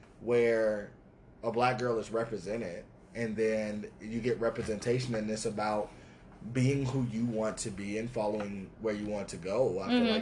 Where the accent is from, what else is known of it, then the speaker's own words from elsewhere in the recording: Atlanta, Georgia, United States; I'm from Atlanta.